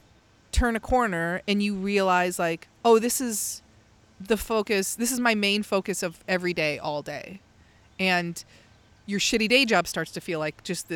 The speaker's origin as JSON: {"language": "English", "region": "Midwest", "country": "United States", "tie": "born or raised there", "said": "growing up in the Midwest in, like, a really blue collar area, a lot of, you know, like, it's all working class people."}